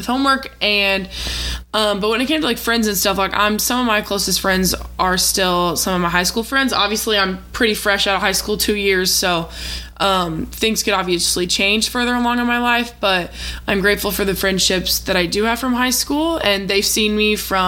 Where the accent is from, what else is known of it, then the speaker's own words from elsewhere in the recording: Missouri, United States; I'm from Missouri